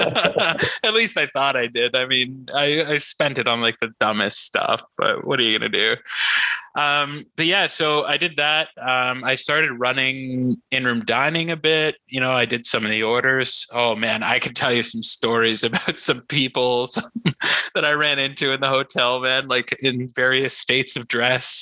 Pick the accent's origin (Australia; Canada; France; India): Canada; Muskoka, Ontario; as a kid growing up in the country